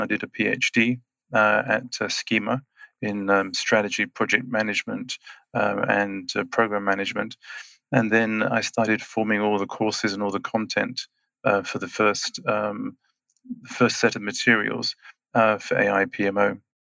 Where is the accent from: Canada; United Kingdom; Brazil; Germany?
United Kingdom; England; moved away as an adult; also born or lived in Switzerland; now in Schwyz, Switzerland; I'm Swiss and British, so I was born in England and uh, then I grew up, spent the other 30 years in Switzerland.